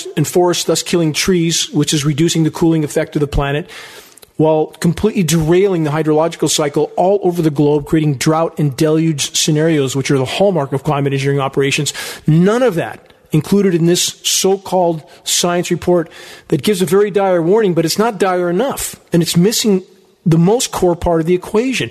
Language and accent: English; San Gabriel Mountains, California, United States; also born or lived in Redding, California; I grew up in the San Gabriel Mountains at the base of them.